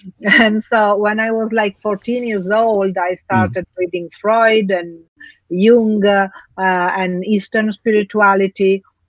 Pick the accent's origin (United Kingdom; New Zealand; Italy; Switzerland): Italy; also born or lived in Africa; Actually, I grew up between Africa and Italy. So two different, completely different cultures, completely different environments.